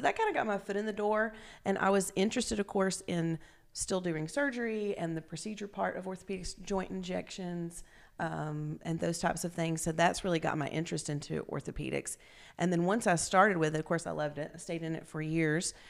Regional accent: Grundy, Virginia, United States; moved away as an adult; also born or lived in Roanoke, Virginia / New Haven, Connecticut; now in East Tennessee, United States; I'm originally from Southwest Virginia, from Grundy, Virginia.

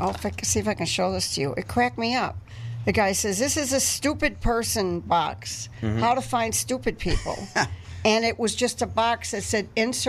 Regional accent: Milwaukee, Wisconsin, United States; I grew up in Milwaukee.

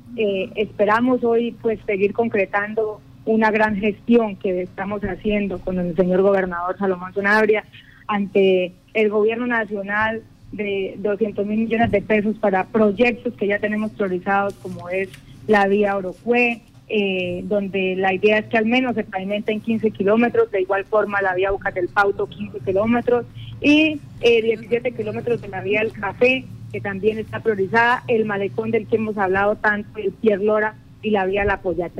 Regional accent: Casanare, Colombia; nuestro llano, que conozcan qué es Casanare, nuestras potencialidades

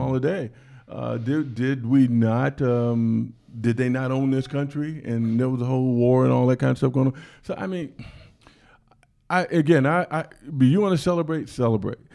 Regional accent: Washington, District of Columbia, United States; I was born in Washington, D C.

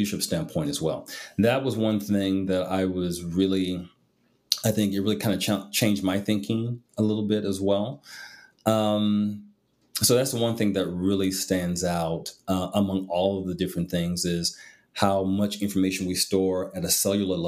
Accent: Midwest, United States; I grew up in the Midwest

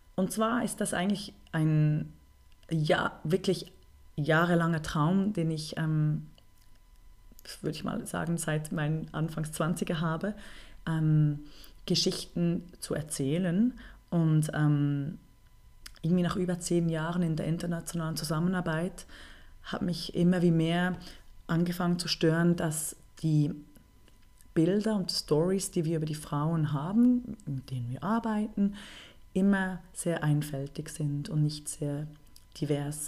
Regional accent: Bern, Switzerland; ich bin halb Deutsche und dann halb Schweizerin bin aber in Bern äh, geboren und aufgewachsen. Ich würde mich also deswegen als Berner Mädchen bezeichnen.

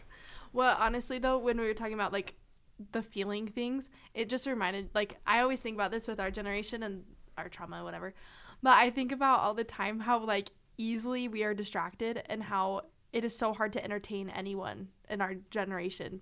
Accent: Clinton, Utah, United States; moved away as an adult; I'm from Utah

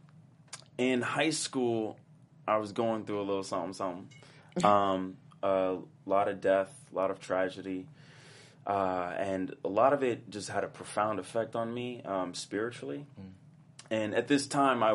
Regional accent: Oakland and Richmond, California, United States; was born in Oakland, lived there for a little bit, and then we moved to Richmond

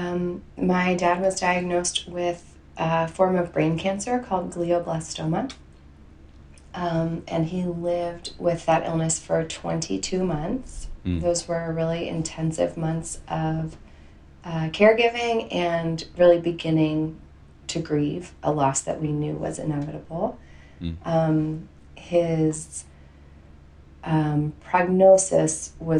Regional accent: New Jersey, United States; also born or lived in Philadelphia; I live in New Jersey now, and I grew up in New Jersey

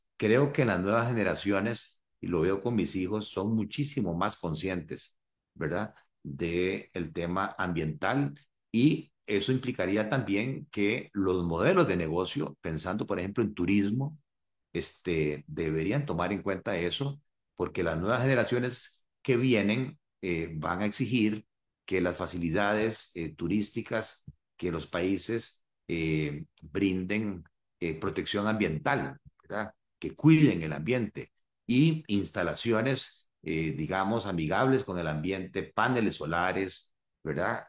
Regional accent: Costa Rica

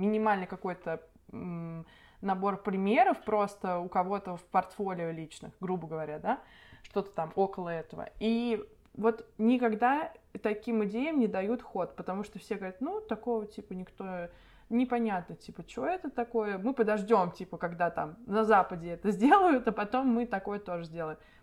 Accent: Nizhny Novgorod, Nizhny Novgorod Oblast, Russia; moved away; я из Нижнего Новгорода

